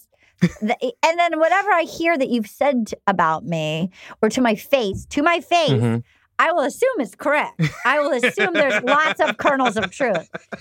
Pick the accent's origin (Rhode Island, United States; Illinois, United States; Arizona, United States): Rhode Island, United States; Little Compton; I grew up in Little Compton, Rhode Island